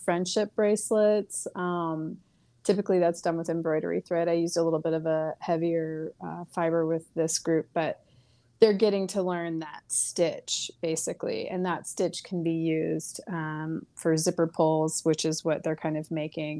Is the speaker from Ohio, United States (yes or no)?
no; Coachella Valley, California, United States; I grew up in the Coachella Valley in my elementary school and junior high years.